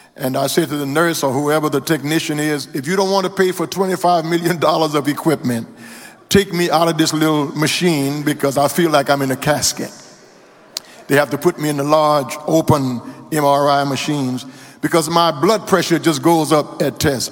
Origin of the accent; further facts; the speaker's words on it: Louisiana, United States; now in Houston, United States; My home state of Louisiana